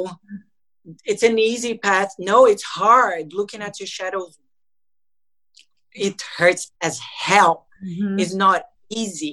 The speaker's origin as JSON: {"language": "English", "country": "Brazil", "said": "I'm from Brazil"}